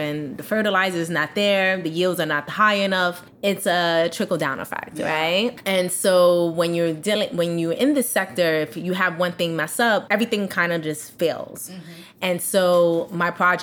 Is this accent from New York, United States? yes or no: yes; New York City, New York, United States; moved away as an adult; also born or lived in Washington, D.C. / Mallorca, Spain / Barcelona, Spain / Amsterdam, Netherlands; I'm originally from Brooklyn, New York, and I have been living out of the United States for the past 15 years